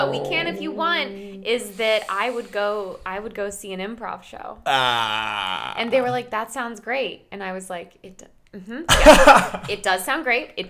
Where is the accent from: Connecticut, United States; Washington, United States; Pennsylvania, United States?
Connecticut, United States; now in New York, United States; I grew up in Connecticut